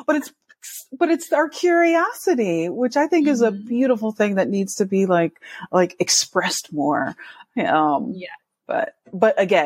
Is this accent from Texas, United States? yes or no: no; Connecticut, United States; also born or lived in New York; now in Seattle, United States; being an East Coaster, I'm from Connecticut, but consider myself a New Yorker because I worked in New York for 10 years.